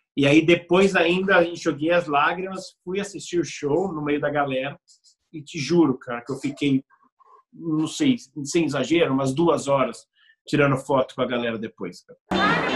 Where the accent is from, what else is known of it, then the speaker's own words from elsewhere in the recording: Brazil; I'm from Brazil.